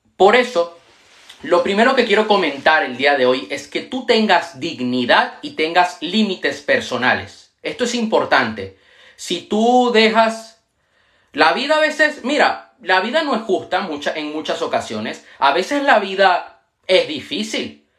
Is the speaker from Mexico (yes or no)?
no; Panama; also born or lived in Venezuela; now in Spain; en una escuela donde yo estudié en Panamá, yo nací en Venezuela, pero viví en Panamá muchos años y ahora vivo en España